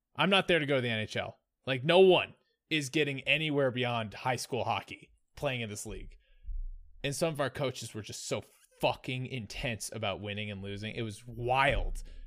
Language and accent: English; Colorado, United States; growing up in Colorado